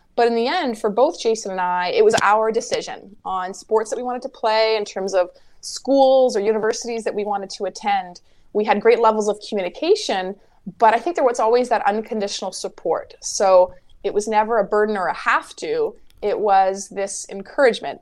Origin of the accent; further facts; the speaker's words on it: Winnipeg, Manitoba, Canada; growing up in Winnipeg